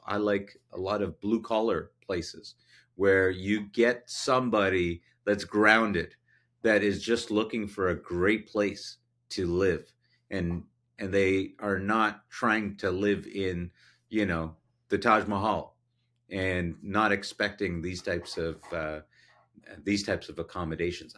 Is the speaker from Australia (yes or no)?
no; Canada; as a Canadian